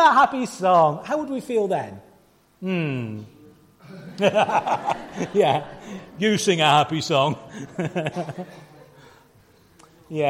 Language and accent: English; Gloucester, South West England, United Kingdom; moved away; we were doing a concert last night in Gloucester, my hometown. It was really lovely to be back there in the church where Ingrid and I spent our teenage years and beyond.